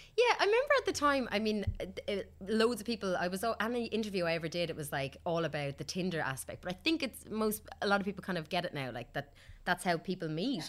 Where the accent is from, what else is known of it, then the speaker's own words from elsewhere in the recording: Kilkenny, Leinster, Ireland; moved away as an adult; also born or lived in Australia; now in Dublin, Ireland; I'm from Kilkenny originally